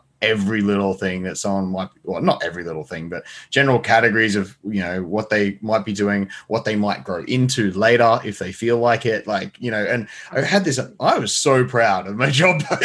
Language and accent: English; Australia; as an Australian